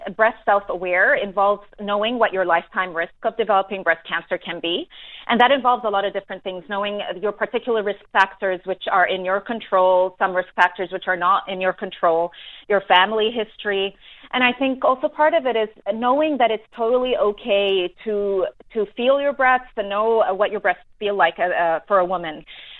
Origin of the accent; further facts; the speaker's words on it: New Zealand; also born or lived in New York; now in Dubai, United Arab Emirates; I'm a New Zealander myself, so I relate.